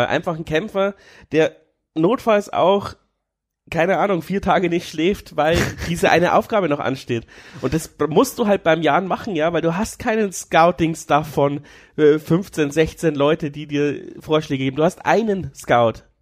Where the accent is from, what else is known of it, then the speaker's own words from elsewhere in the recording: Amberg, Bavaria, Germany; Ich komme ja aus Amberg, das ist ja schon fast Franken